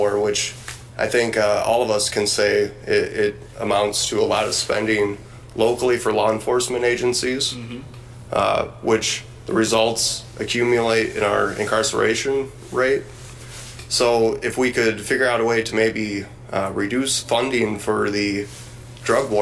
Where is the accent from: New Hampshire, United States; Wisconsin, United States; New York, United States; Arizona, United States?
Wisconsin, United States; Beloit; I grew up here in Beloit